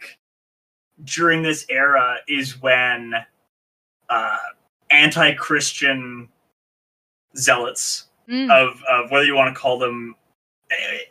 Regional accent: Canada; accent: Canadian; also born or lived in Luton, United Kingdom; having a very Ukrainian-sounding name and a Canadian accent

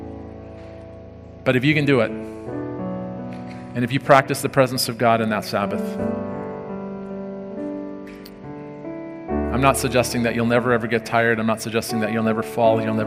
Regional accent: South Africa; moved away; I grew up in South Africa, and at noon on Saturday, everything shut down

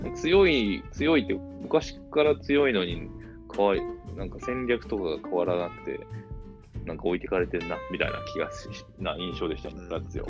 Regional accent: Tokai, Japan; 僕はあの、地元が東海なのでね、グランパスとか

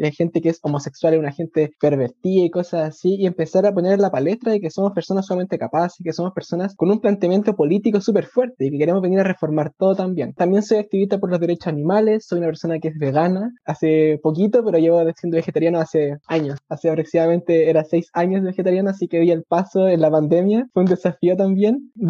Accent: Puente Alto, Santiago Metropolitan Region, Chile; also born or lived in La Florida; yo crecí, nací y me crié en Puente Alto. Estudié en Puente Alto, hice toda mi vida en Puente Alto hasta los 19 años, que después me cambié de casa a la Florida, que es donde actualmente vivo.

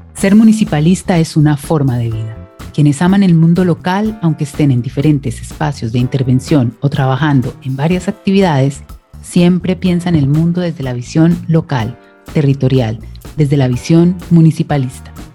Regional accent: Colombia; now in Santiago, Chile; periodista colombiana y estaré conectada desde Santiago de Chile

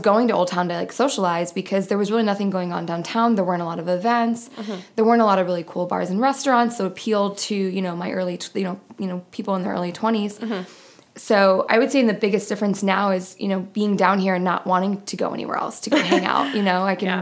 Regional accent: New York, United States; moved away as an adult; also born or lived in Buffalo; now in Phoenix, United States; I'm originally from New York. I went to college in Buffalo

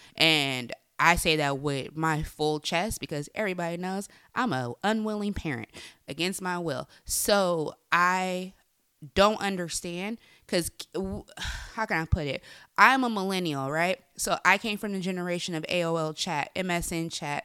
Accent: Bay Area, California, United States; I'm from the Bay Area

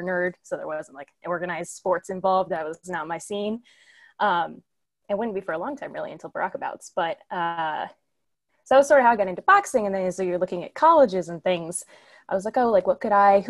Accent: Kansas City, Kansas, United States; also born or lived in Notre Dame, Indiana; now in St. Louis, United States; I'm from Kansas City, Kansas, and I studied computer engineering

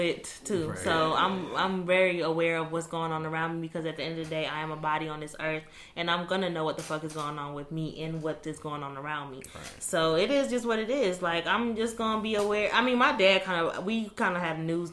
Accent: United States; We as the American people

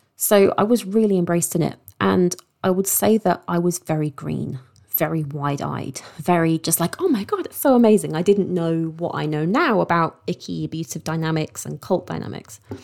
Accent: London, United Kingdom; moved away as an adult; also born or lived in Eastbourne; now in Sussex, United Kingdom; I grew up in London and I moved down to Sussex

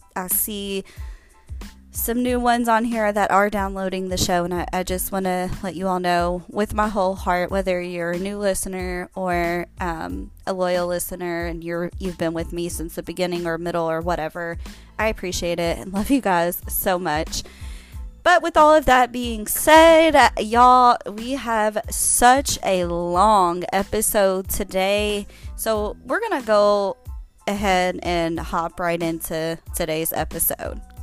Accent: Kentucky, United States; I'm from Kentucky

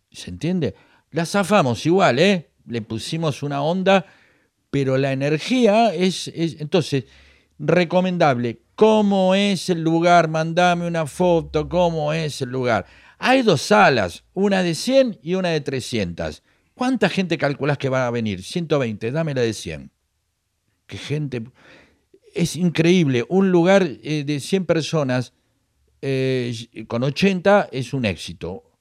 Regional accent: La Plata, Buenos Aires Province, Argentina; soy platense, soy el porvenir de Herley y me la banco.

